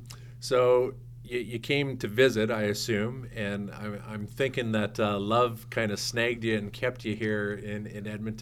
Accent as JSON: {"language": "English", "country": "New Zealand", "said": "I'm easy to remember. I'm the New Zealander."}